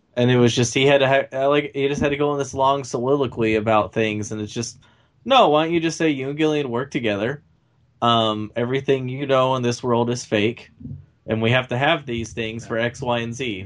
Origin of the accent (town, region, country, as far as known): United States